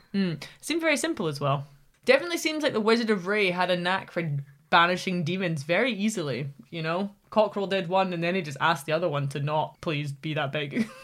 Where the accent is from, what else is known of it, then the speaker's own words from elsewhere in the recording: Scotland, United Kingdom; Scotland as my home country